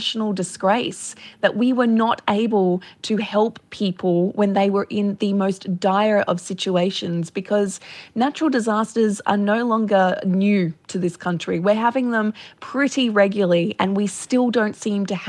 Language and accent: English; Gold Coast, Queensland, Australia; I grew up on the Gold Coast